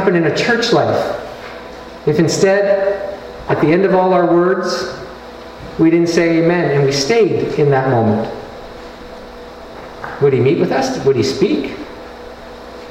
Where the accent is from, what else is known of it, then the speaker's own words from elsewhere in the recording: Canada; I'm Canadian